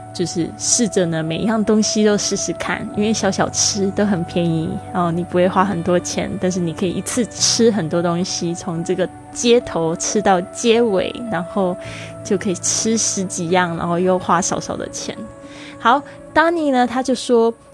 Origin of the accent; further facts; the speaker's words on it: Kaohsiung, Taiwan; 我们高雄人呢，有没有就是常常就是去用这样的方式去行走自己家的附近呢